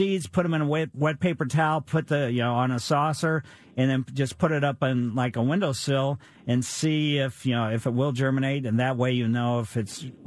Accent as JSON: {"language": "English", "town": "Ellisville", "country": "United States", "tie": "born or raised there", "said": "we had junipers in front of our house when I was growing up in Ellisville, and we had bagworms"}